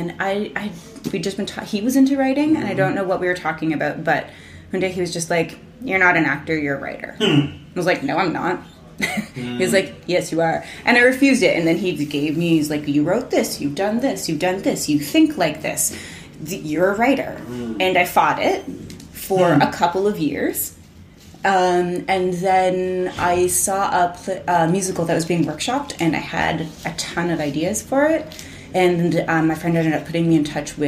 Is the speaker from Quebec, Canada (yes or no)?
no; Oakville, Ontario, Canada; now in Toronto, Canada; I grew up in Oakville